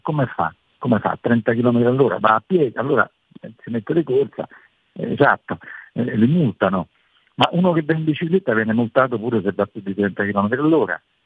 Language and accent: Italian; Rome, Lazio, Italy; sono romano